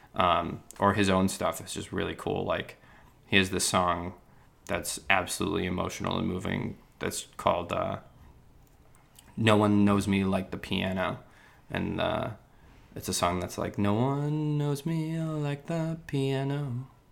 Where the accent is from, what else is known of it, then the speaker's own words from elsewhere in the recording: New York, United States; I'm the kid from New York here in London